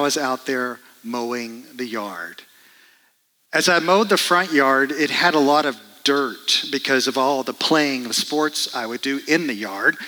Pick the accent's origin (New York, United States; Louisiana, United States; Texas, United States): Texas, United States; Dallas; moved away; I grew up in Dallas, Texas, and my job as part of the family was to mow the yard.